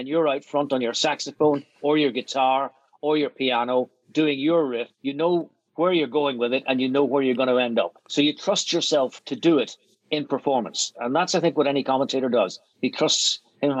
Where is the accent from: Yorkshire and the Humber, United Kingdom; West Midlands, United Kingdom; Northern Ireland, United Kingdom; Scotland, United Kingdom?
Northern Ireland, United Kingdom; Belfast; moved away as an adult; also born or lived in London; I grew up in Belfast, and I didn't really travel much in my adolescence